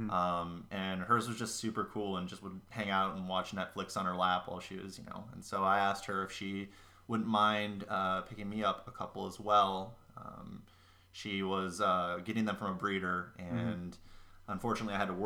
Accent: Wisconsin, United States; now in Minneapolis, United States; I'm from Wisconsin, living here in Minneapolis now.

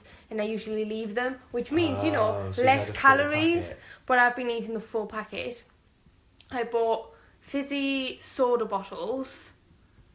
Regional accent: Madrid, Community of Madrid, Spain; moved away; my hometown. We're going to Madrid.

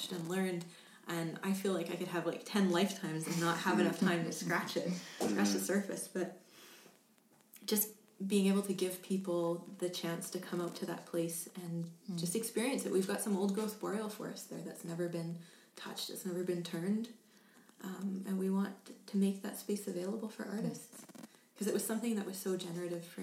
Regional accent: England, United Kingdom; moved away; I come from England

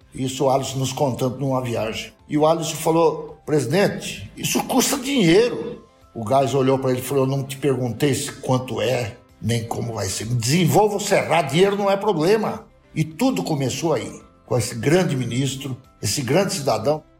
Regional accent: Brazil; eu sou muito brasileiro

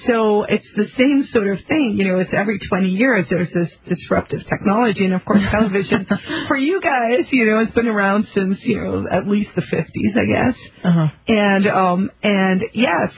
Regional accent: South Africa; now in United States; I'm from South Africa originally.

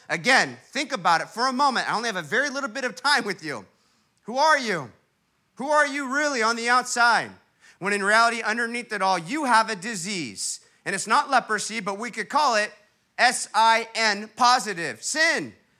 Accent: Huntington Beach, California, United States; my hometown, Huntington Beach, California

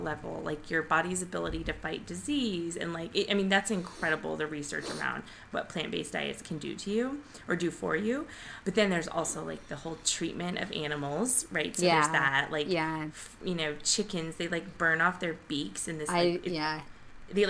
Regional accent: Nebraska, United States; moved away; we're from Nebraska

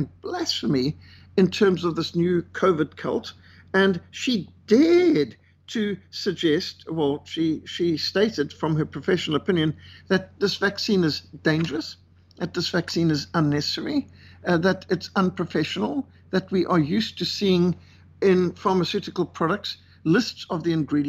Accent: Cape Town, Western Cape, South Africa; my hometown, Cape Town. This is just a couple of minutes from where I live

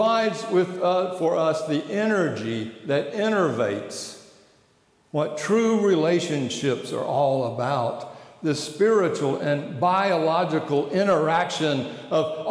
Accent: Atlanta, Georgia, United States; Atlanta, Georgia.

